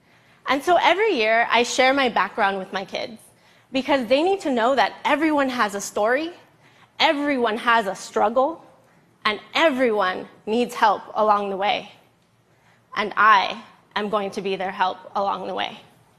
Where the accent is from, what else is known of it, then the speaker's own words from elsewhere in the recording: Los Angeles, California, United States; I grew up in East Los Angeles, not even realizing I was poor.